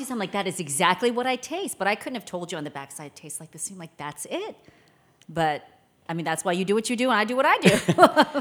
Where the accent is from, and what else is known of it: Maryland, United States; born or raised there; also born or lived in Seoul, South Korea